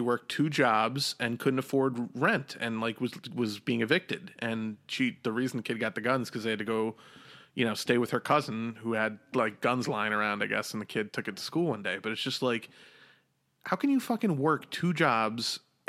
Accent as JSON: {"language": "English", "region": "New York", "country": "United States", "said": "I'm from New York"}